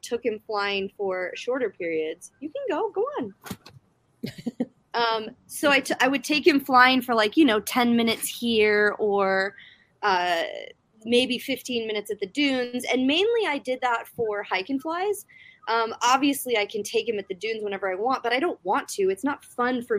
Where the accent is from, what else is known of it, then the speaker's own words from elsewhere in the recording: South Africa; moved away; my home country of South Africa